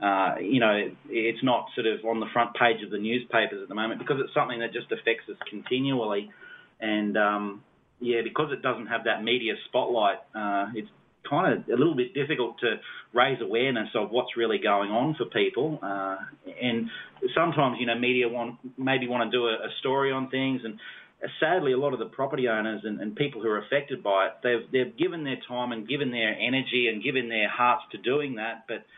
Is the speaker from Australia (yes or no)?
yes; Sydney, New South Wales, Australia; Well, I suppose I moved up here from Sydney. God called us to the outback, and we really had no idea that he was going to call us here